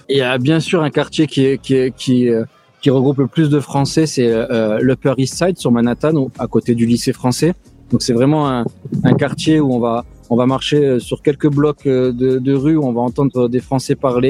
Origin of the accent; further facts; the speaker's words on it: France; now in New York, United States; on est Français